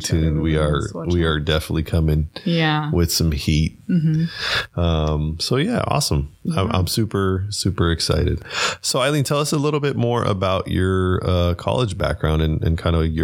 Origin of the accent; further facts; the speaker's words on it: Pasadena, California, United States; I grew up in Pasadena.